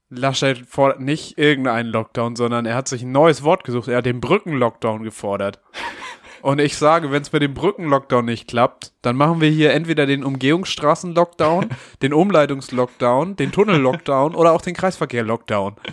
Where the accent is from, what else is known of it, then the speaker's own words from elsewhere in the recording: Hamburg, Germany; Als gebürtiger Hamburger